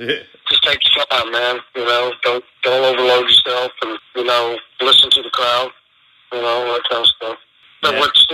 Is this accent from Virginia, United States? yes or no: yes; Central Virginia, United States; I grew up in Central Virginia, and I grew up on …